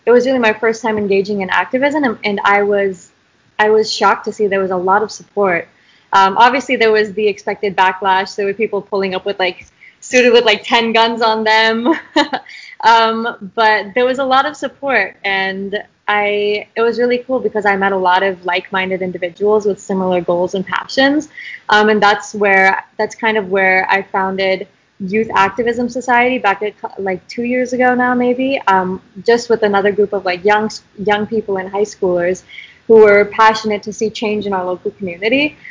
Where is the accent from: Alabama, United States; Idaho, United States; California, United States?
Idaho, United States; I'm from Idaho. I don't know if we mentioned that yet, which is uh, not the bluest state out there. Um, so growing up here has been a really interesting dynamic